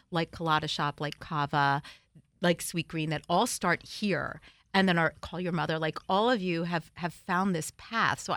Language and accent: English; New Jersey, United States; I'm from North Jersey.